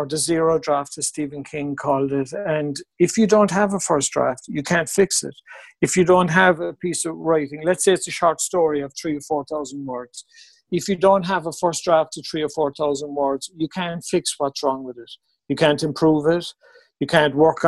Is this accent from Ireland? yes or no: yes; Mallow, Munster, Ireland; now in Cork, Ireland; I grew up in Mallow, but I moved to Cork when I was about 18